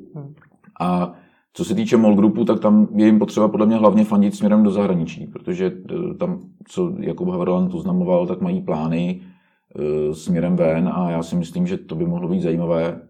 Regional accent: Czechia; my jsme Češi

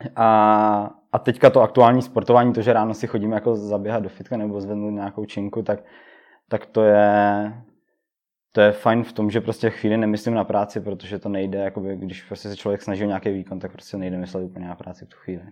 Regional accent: Oldřichovice, Moravian-Silesian Region, Czechia; jsem z Oldřichovic

